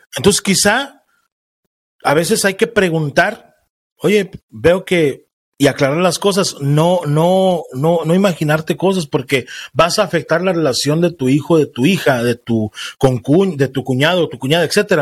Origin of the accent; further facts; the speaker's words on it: Mexico; en México, de donde soy yo